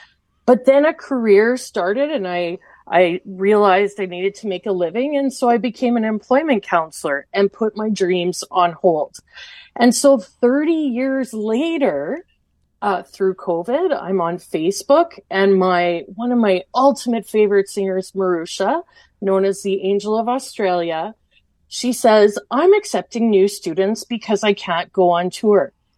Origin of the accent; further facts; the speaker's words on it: Portage la Prairie, Manitoba, Canada; now in Dauphin, Canada; I grew up in Portage La Prairie